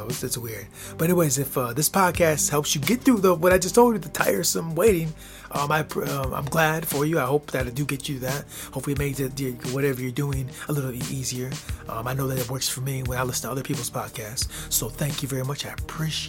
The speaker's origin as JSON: {"language": "English", "country": "United States", "tie": "born or raised there", "said": "When I was a kid growing up in the United States of America"}